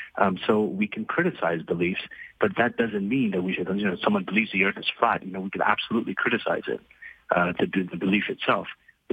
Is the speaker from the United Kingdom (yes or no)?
no; Libya; moved away as an adult; also born or lived in Saudi Arabia / Pakistan; as somebody who came to North America in my 20s, and I grew up in Libya, Saudi Arabia, and Pakistan